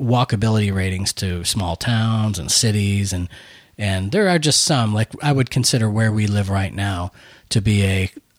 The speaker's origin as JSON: {"language": "English", "town": "Buffalo", "region": "New York", "country": "United States", "tie": "born or raised there", "also_born_or_lived": "Minot, North Dakota", "moved": "yes", "said": "growing up in Buffalo, we had a lot of snow"}